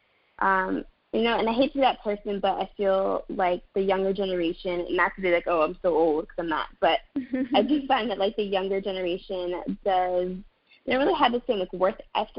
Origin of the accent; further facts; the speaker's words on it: Maryland, United States; in high school, I'm from Maryland, so in high school in Maryland